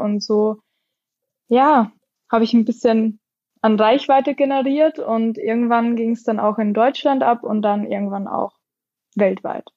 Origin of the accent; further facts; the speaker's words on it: near Graz, Styria, Austria; moved away as an adult; now in Wiesbaden, Germany; Ich bin ursprünglich aus Österreich